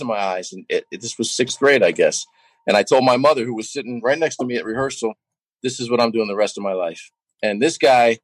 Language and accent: English; New York, United States; as a kid growing up in New York